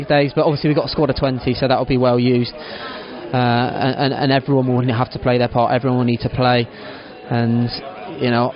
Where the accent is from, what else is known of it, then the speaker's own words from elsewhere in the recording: Cornwall, South West England, United Kingdom; I'm a Cornish boy